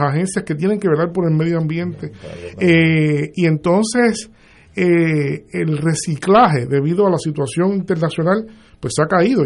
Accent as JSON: {"language": "Spanish", "country": "Puerto Rico", "said": "como puertorriqueños"}